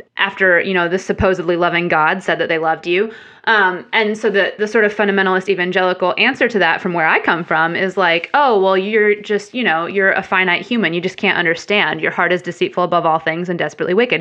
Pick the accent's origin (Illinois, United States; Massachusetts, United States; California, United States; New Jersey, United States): Illinois, United States; Central; moved away as an adult; also born or lived in Chicago; now in Nashville, United States; originally grew up in Illinois and, um, Central Illinois and then went to school in Chicago. So, spent most of my life up until adulthood in Illinois